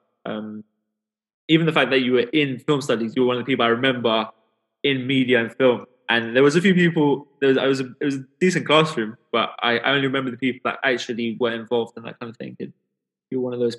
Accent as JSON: {"language": "English", "region": "London", "country": "United Kingdom", "tie": "born or raised there", "said": "growing up in London, coming from an immigrant background"}